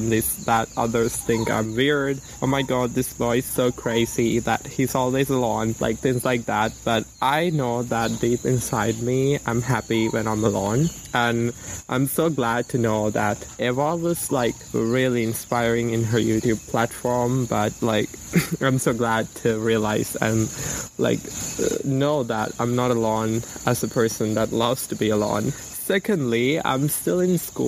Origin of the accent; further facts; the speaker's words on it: Sri Lanka; I'm 18 years old and I come from Sri Lanka